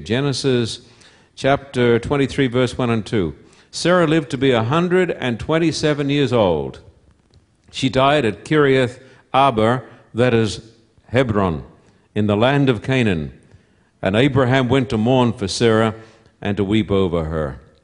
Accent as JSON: {"language": "English", "town": "Somerset Dam", "region": "Queensland", "country": "Australia", "tie": "born or raised there", "also_born_or_lived": "Esk, Queensland", "moved": "yes", "said": "I was born in Esk, a little town that if you blink your eyes as you drive through, you'll miss it. Little town about 60, 70, 80 miles from Brisbane, which is the capital of Queensland. And I was brought up at Somerset Dam"}